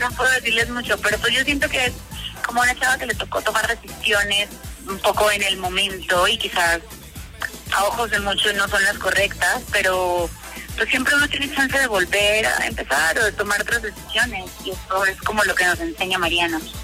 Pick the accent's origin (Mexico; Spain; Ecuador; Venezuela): Venezuela; yo soy venezolana